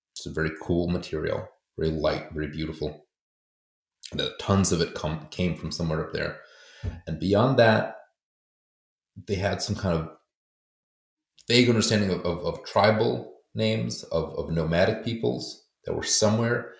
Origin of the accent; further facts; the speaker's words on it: United States; also born or lived in Poland; I grew up in America, but I was going to school in Poland